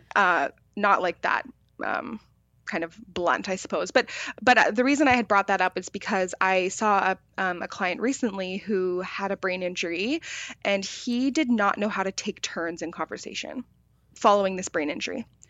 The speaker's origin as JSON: {"language": "English", "town": "Victoria", "region": "British Columbia", "country": "Canada", "tie": "born or raised there", "said": "I grew up in Victoria"}